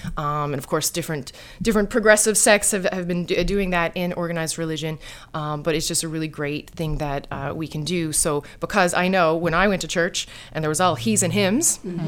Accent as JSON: {"language": "English", "region": "Newfoundland and Labrador", "country": "Canada", "said": "Oh, I'm a Newfoundlander. The island always calls out to me."}